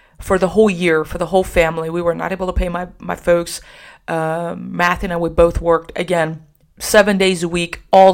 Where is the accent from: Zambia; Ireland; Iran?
Iran; also born or lived in Socorro, New Mexico; now in San Antonio, United States; I am Iranian, so we just love having people over all the time